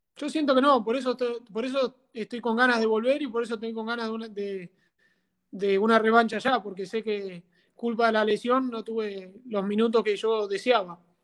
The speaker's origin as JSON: {"language": "Spanish", "town": "San Antonio de Areco", "region": "Buenos Aires Province", "country": "Argentina", "tie": "born or raised there", "said": "Mi idea es venirme a mi pueblo, acá en San Antonio de Areco, eh, y bueno, quedarme a vivir acá, por ahí entrenar a algunos chicos de acá, de, un club donde yo jugaba acá cuando era muy chiquito"}